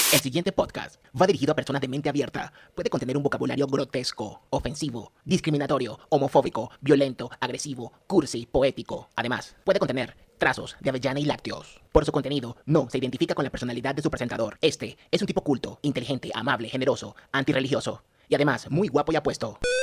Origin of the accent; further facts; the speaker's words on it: Caracas, Capital District, Venezuela; accent: Venezuelan, capitalino; moved away as an adult; now in Colombia; este es mi acento venezolano. Es un acento neutro, pero bien capitalino